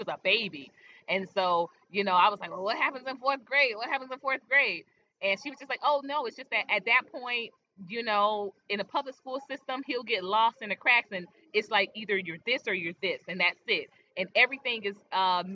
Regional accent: Philadelphia, Pennsylvania, United States; I'm from Philly

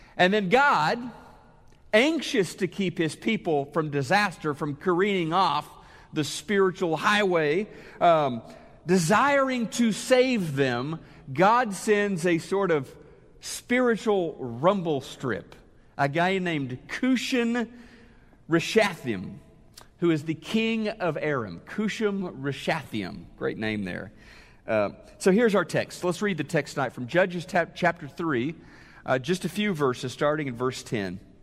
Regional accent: Neosho, Missouri, United States; moved away as an adult; also born or lived in Oklahoma City, Oklahoma; Neosho, Missouri, my hometown, I was going to college in Oklahoma City, lived, uh, grew up in Neosho

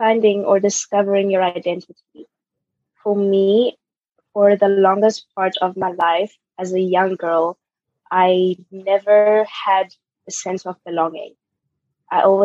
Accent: Pretoria, Gauteng, South Africa; moved away as an adult; now in Germany; I was born in Pretoria, South Africa

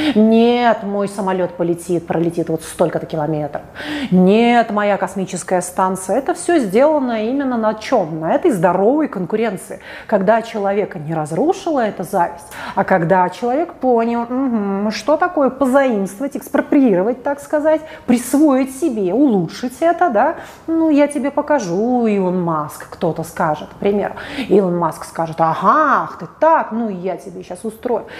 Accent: Saint Petersburg, Russia; а я из Питера

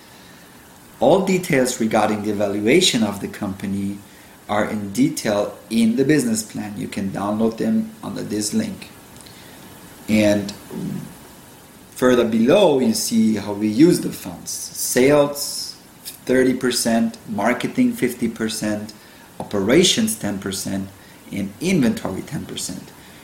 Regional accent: Germany; moved away as an adult; now in United States; I grew up with him in Germany

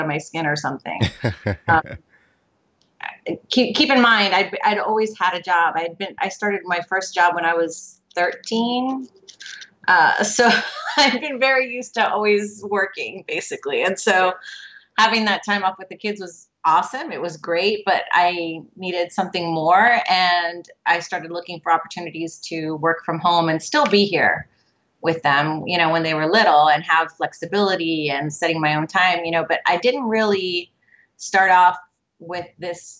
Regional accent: United States; My parents are Cuban immigrants. They came over from Cuba and they got married, and I was born here in the United States.

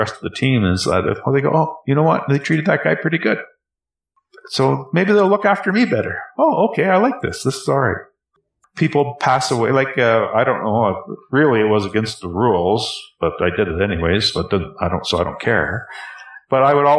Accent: Canada; also born or lived in Calgary; as a Canadian

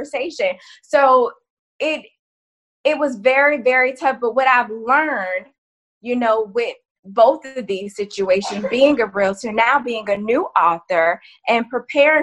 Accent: Florida, United States; born or raised there

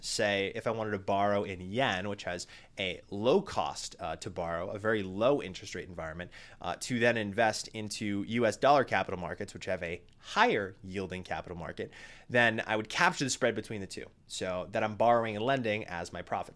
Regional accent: New England, United States; my small New England hometown

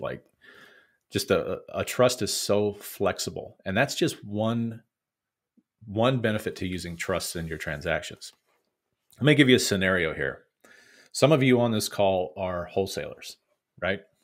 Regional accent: Missouri, United States; my home state of Missouri

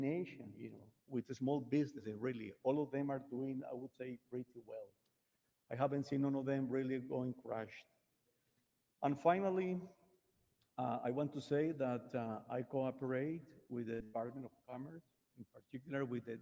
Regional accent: Colombia; moved away as an adult; now in Miami, United States; as Colombian, I am American Colombian citizen

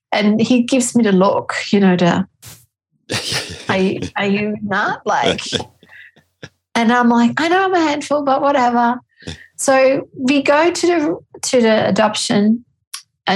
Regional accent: Austria; moved away as an adult; now in Australia; I'm a clinical psychologist and I'm from Austria, and I moved to Australia with my gorgeous husband and family

